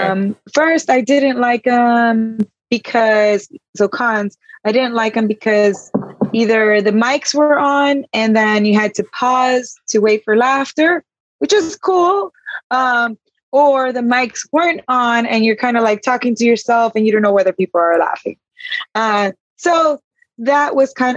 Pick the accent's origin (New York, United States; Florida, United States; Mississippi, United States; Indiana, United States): Florida, United States; Miami; I'm from Miami